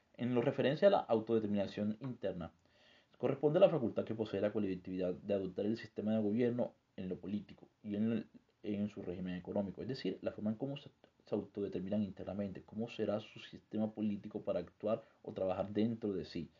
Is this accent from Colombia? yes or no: yes; Colombia; nosotros como sujetos colombianos